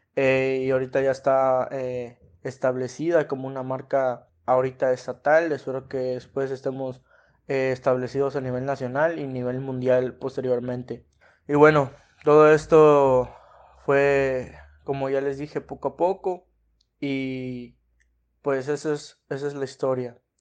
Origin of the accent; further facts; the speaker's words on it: Mexico; como mexicanos